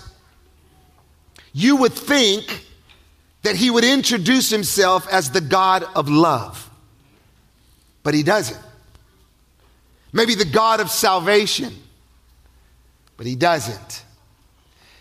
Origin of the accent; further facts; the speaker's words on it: Palm Springs, California, United States; I'm from Palm Springs, California